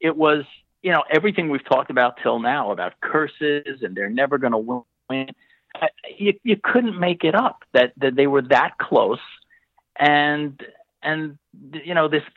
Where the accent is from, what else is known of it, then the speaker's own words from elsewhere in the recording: New York, United States; as a New Yorker